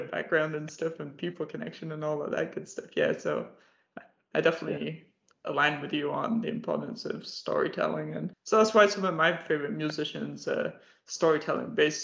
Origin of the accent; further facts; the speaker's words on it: England, United Kingdom; moved away; I'm originally from England